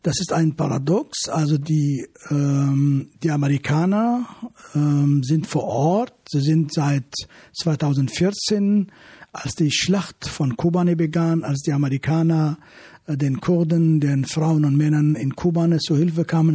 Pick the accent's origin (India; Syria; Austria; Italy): Syria; Afrin, Aleppo Governorate; now in Germany; das ist meine alte Heimat, dort bin ich geboren